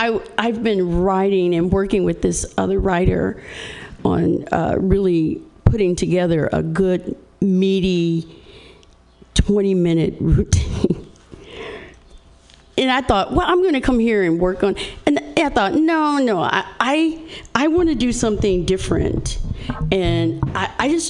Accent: Indiana, United States; I'm from Indiana

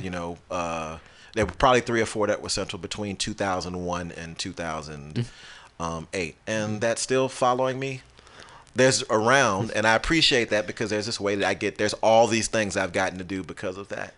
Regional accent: United States; born or raised there

